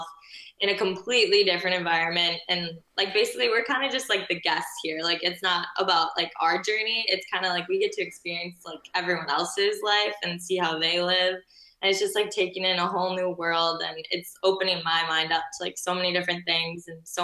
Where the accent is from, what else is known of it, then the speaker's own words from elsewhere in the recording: Minnesota, United States; moved away as an adult; now in Rome, Italy; I'm from Minnesota